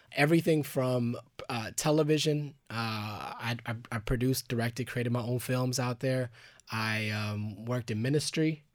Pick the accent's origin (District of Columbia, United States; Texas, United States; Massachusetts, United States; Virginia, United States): Texas, United States; Garland; also born or lived in Dallas, Texas / Los Angeles, California; now in Austin, United States; I lived in Garland, uh, Texas, which is a little outside of Dallas